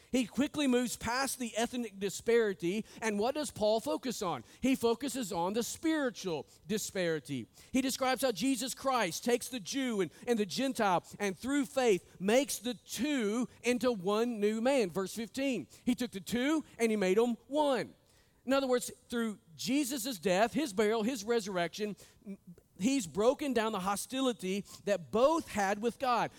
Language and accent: English; Northwest Arkansas, United States; I was born and raised in Northwest Arkansas.